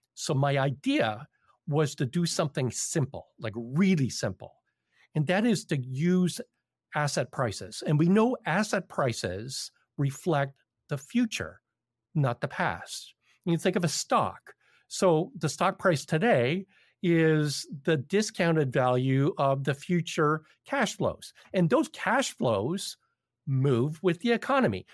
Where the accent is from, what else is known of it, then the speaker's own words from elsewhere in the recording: Toronto, Ontario, Canada; I'm from Toronto.